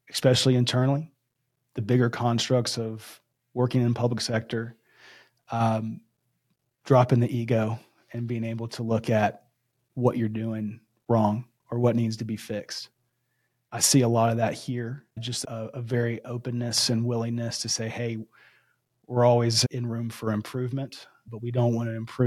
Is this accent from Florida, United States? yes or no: yes; Florida, United States; my home state of Florida